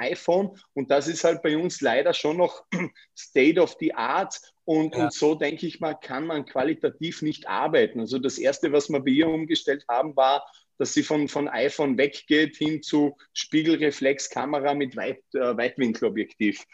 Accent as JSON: {"language": "German", "region": "Vorarlberg", "country": "Austria", "tie": "born or raised there", "also_born_or_lived": "Graz", "moved": "as an adult", "lives_now": "Vienna, Austria", "said": "Ich bin zwar in Vorarlberg aufgewachsen, habe die ersten 19 Jahre in meinem Leben dort verbracht"}